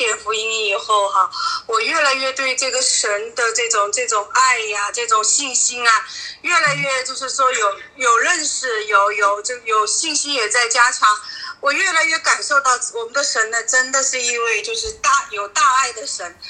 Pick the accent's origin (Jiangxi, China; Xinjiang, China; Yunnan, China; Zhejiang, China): Jiangxi, China; 我我我是江西的。